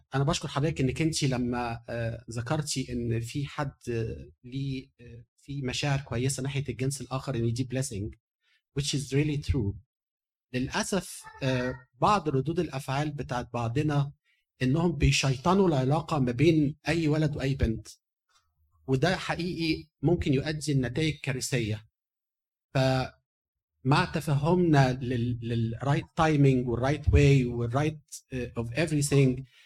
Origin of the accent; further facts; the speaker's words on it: Egypt; moved away; احنا كمصريين